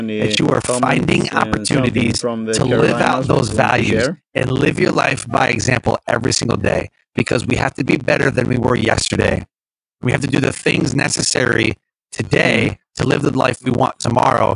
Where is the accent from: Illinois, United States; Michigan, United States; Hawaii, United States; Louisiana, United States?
Michigan, United States; Detroit; I'm from Detroit